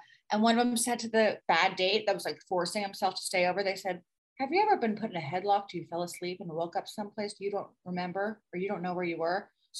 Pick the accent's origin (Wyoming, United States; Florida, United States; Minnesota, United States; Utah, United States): Florida, United States; I grew up in Florida. There's no ice rinks in Florida.